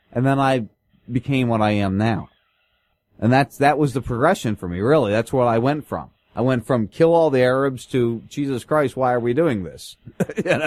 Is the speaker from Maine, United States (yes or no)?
no; New Jersey, United States; now in Southwest Florida, United States; I grew up in South Jersey